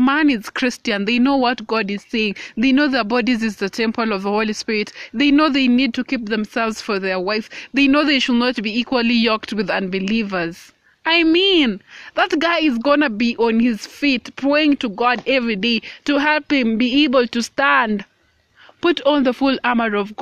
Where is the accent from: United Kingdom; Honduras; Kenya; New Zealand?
Kenya; I am a woman of color. I am 20 years old and I am Kenyan.